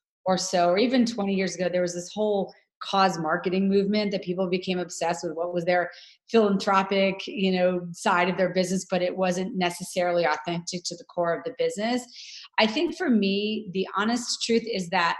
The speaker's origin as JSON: {"language": "English", "town": "New York City", "region": "New York", "country": "United States", "tie": "born or raised there", "moved": "yes", "lives_now": "Los Angeles, United States", "said": "I am based in Los Angeles, California, but I am a New Yorker at heart. That's my hometown is New York City."}